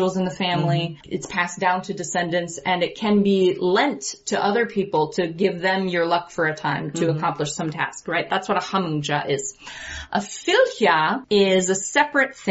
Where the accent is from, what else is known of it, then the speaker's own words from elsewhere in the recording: United States; here as an American, as the descendants of colonizers